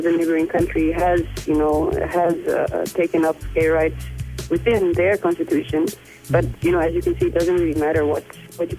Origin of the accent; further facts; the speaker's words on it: Netherlands; moved away as an adult; now in Namibia; I grew up mainly in the Netherlands, where the climate is completely different